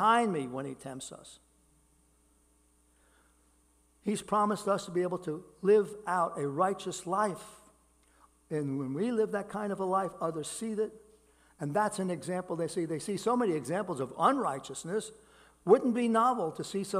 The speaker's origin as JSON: {"language": "English", "town": "New York City", "region": "New York", "country": "United States", "tie": "born or raised there", "said": "I grew up in Brooklyn. I grew up in neighborhoods that were filled with people in poverty"}